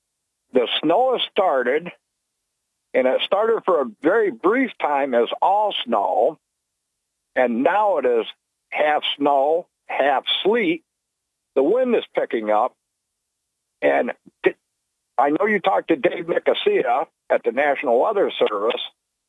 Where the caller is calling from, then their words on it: Barton, New York, United States; from Barton, New York.